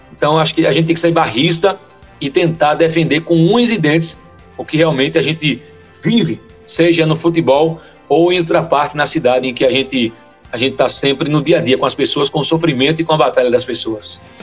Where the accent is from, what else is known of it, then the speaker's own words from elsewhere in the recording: Recife, Pernambuco, Brazil; moved away as an adult; now in Garanhuns, Brazil; hoje eu estou em Garanhões, há 19 anos, eu entrei na rádio, sou de Recife